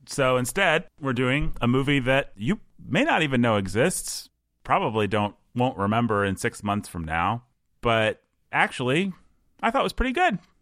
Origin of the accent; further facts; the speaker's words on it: Bloomington, Indiana, United States; I grew up in the Midwest. I grew up in Bloomington, Indiana